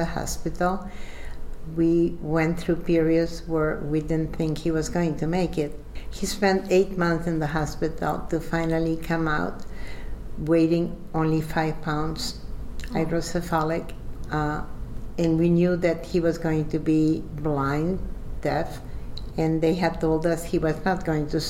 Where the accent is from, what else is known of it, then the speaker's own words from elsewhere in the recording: Uruguay; now in New York, United States; I'm originally from Uruguay, South America.